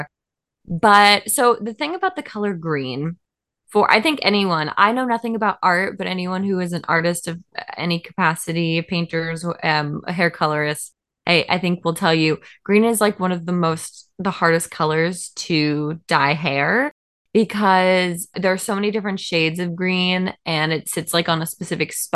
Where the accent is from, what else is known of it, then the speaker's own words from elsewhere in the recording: Seattle, Washington, United States; I grew up in Seattle, Washington.